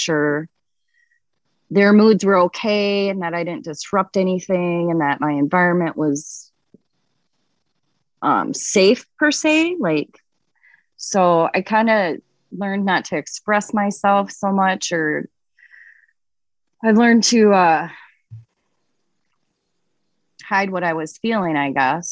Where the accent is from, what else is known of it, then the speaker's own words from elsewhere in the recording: Andover, Minnesota, United States; also born or lived in Arizona; I grew up in Andover on 8 acres of land